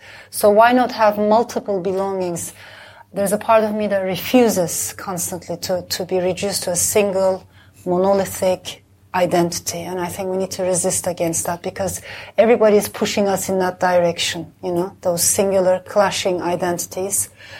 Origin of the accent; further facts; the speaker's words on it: Istanbul, Turkey; now in London, United Kingdom; myself, of course, I'm an Istanbulite. But I'm also from the Balkans. I'm from the Middle East.